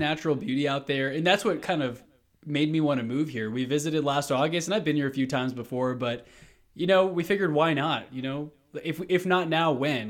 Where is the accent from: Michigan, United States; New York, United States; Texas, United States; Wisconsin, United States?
Texas, United States; Houston; moved away as an adult; now in Colorado, United States; I'm from Houston, Texas. Literally decided to just up and move to Colorado about a month and a half ago